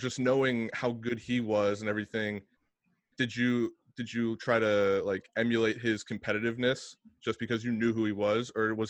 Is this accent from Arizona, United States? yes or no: no; Beaver, Pennsylvania, United States; I grew up in Beaver, Pennsylvania.